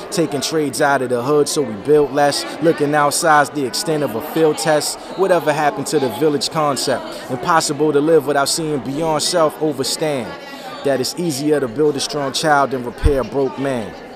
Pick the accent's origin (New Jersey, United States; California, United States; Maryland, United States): New Jersey, United States; New Brunswick; I'm from New Brunswick, New Jersey. But uh, I used to live in South Jersey